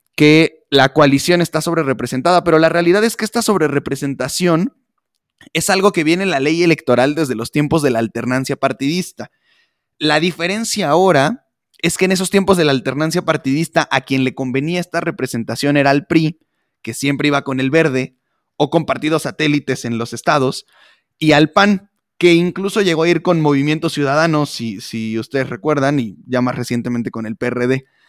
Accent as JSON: {"language": "Spanish", "town": "Atlacomulco", "region": "State of Mexico", "country": "Mexico", "said": "yo soy de Atlacomulco, muy cerca de Michoacán"}